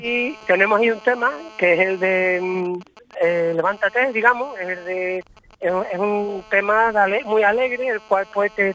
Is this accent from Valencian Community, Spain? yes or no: no; Hinojos, Andalusia, Spain; Somos de Hinojos. un pueblo muy vinculado a, los vacíos puesto que estamos muy cerquita, un pueblo marismeño